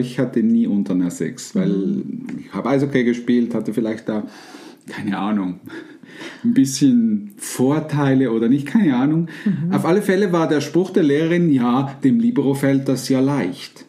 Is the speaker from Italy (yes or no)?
no; Switzerland; bei uns in der Schweiz